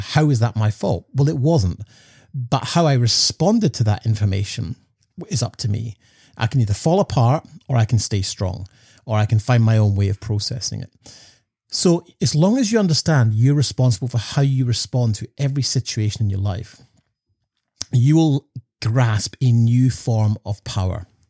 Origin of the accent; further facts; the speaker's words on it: Scotland, United Kingdom; growing up in Scotland